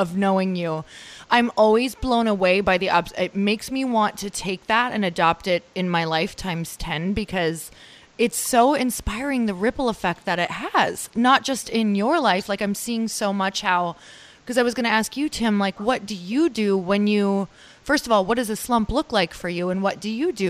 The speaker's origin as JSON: {"language": "English", "region": "Upper Michigan", "country": "United States", "said": "I'm from Upper Michigan"}